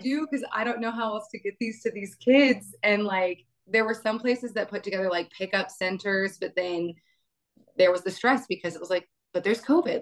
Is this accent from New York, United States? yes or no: no; Amarillo, Texas, United States; moved away; also born or lived in Houston; I grew up in Amarillo, Texas